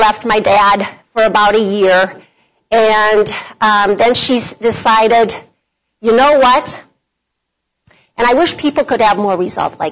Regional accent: Bloomington, Minnesota, United States; I was from Bloomington, Minnesota, so I was a suburbanite girl

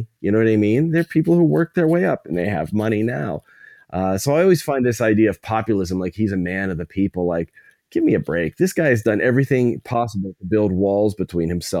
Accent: New Kensington / Lower Burrell, outside Pittsburgh, Pennsylvania, United States; my hometown, a little town outside of Pittsburgh, New Ken, Lower Borough

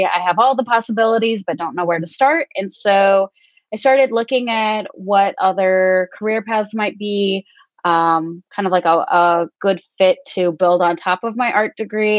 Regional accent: northern Michigan, United States; also born or lived in Guatemala / Grand Rapids, Michigan; now in Indianapolis, United States; I was born in Guatemala, and I was adopted at the age of 3, and grew up in northern Michigan

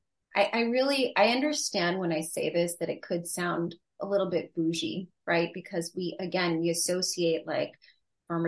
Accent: United States; I was born and raised here in the United States. I'm first generation US

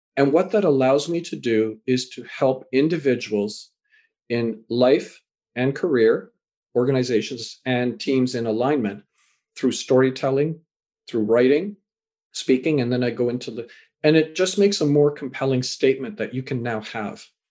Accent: Canada; also born or lived in England; born in England, raised in Canada

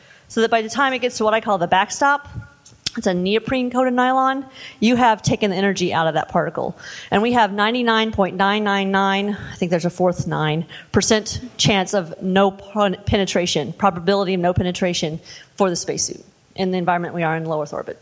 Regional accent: Indiana, United States; I grew up in I'm from Indiana

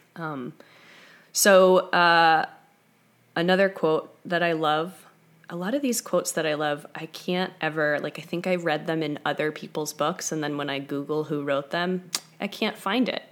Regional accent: New York, United States; moved away as an adult; now in Topanga, United States; I'm from New York originally, so I've lived in Southern California for about five years

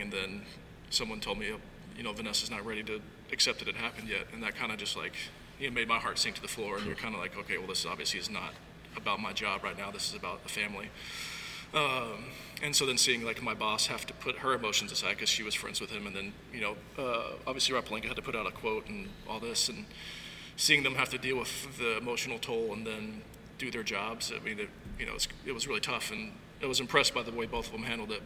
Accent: Arkansas, United States; also born or lived in Los Angeles; now in Eugene, United States; I grew up in Arkansas.

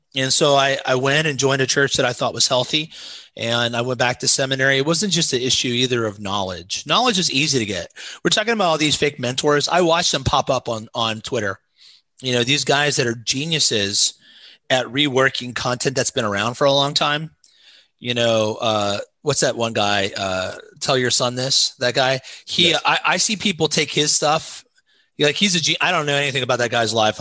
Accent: Osgood, Indiana, United States; moved away as an adult; also born or lived in South Carolina; now in Cincinnati, United States; I'm from Southern Indiana, across the Ohio River. Uh, right by Cincinnati.

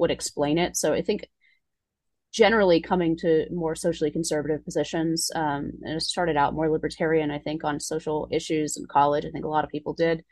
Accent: Palo Alto, California, United States; moved away; I grew up in Palo Alto

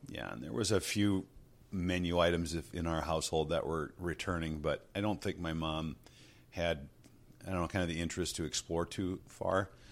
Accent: Two Harbors, Hermantown, Superior, Minnesota, United States; I was born in Two Harbors, um, spent some time there. That's where my family and extended family are. And then from there we moved into uh, Hermantown, which is a Duluth area, and then, um, over to Superior, Wisconsin for a while and graduated from high school over there.

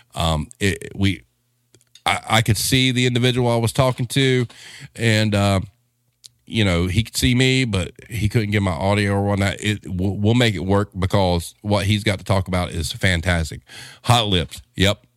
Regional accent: the South, United States; we're from the South

